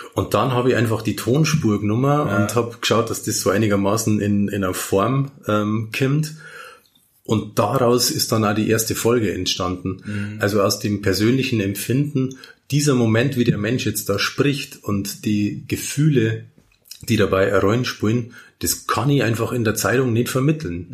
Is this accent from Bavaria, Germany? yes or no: yes; Simbach am Inn, Bavaria, Germany; in Niederbayern und gerade in der Region, wo ich aufgewachsen bin